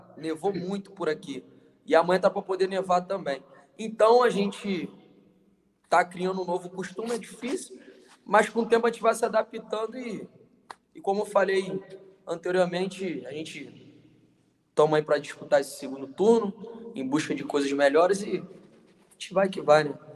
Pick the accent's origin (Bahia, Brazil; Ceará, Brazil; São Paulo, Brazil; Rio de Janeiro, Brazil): Rio de Janeiro, Brazil; Mesquita; meu município ali de Mesquita, no Rio de Janeiro